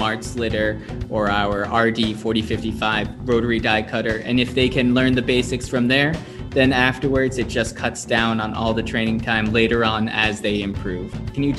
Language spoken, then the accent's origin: English; United States; because I'm American